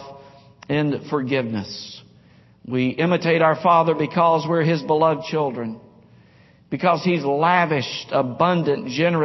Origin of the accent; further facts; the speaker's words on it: Nashville, Tennessee, United States; Growing up in Nashville in the 5th and 6th grade, played baseball all through school, all through high school, but when I was a kid, we'd play pickup baseball games in a cove, a cul-de-sac off of James Road, James Court in Nashville, West Nashville.